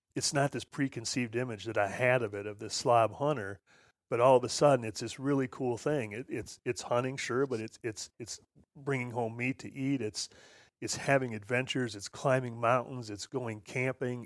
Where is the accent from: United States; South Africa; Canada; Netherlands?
United States; Midwest; I grew up here in the Midwest on a, on a little farm